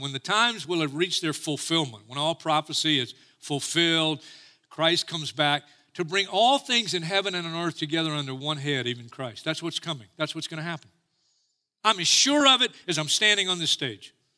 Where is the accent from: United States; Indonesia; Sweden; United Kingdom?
United States; I'm as American as anybody. I will die for this country. I love my country.